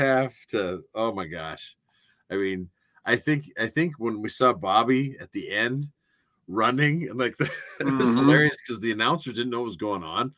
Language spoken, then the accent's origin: English; Missoula, Montana, United States; when I was a kid growing up in Missoula